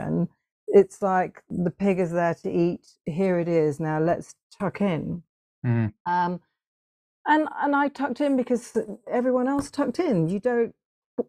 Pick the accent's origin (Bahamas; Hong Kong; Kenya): Hong Kong; I grew up in Hong Kong